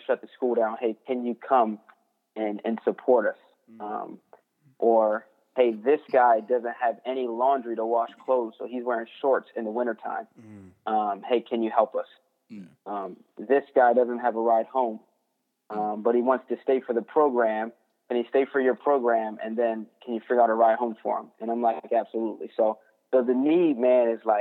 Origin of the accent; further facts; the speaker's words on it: Delaware, United States; moved away as an adult; also born or lived in Pennsylvania; now in Washington, United States; I'm from the East Coast, born in Pennsylvania. I grew up in Delaware. I'm a long way from home, and I'm out here because the military moved me around.